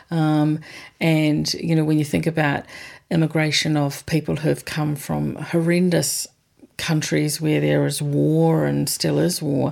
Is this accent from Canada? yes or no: no; New Zealand; as a New Zealander